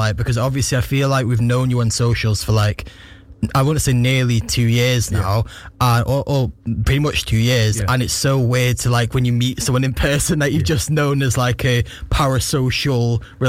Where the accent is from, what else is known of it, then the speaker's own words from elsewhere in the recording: Warrington, North West England, United Kingdom; Warrington, yeah. I grew up in Warrington.